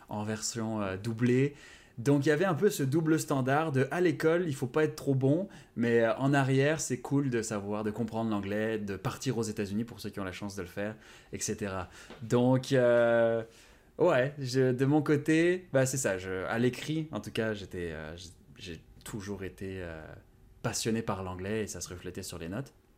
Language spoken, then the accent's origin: French; France; first language Japanese; moved away as an adult; now in Montreal, Canada; je suis né en France, donc c'est le français